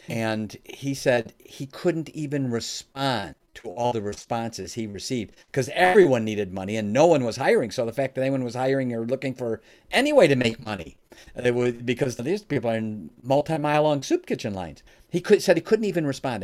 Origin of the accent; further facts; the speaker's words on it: Oak Brook, Illinois, United States; now in Michigan, United States; I live in Michigan now, but uh, I was born and raised in the Chicagoland area, specifically the greater Oak Brook area